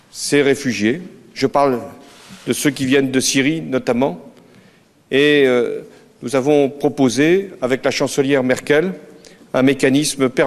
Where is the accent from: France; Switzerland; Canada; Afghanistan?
Afghanistan